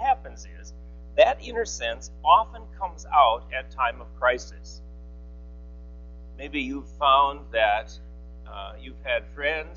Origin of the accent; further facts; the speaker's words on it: Eau Claire, Wisconsin, United States; also born or lived in Boston; Eau Claire, Wisconsin, where I grew up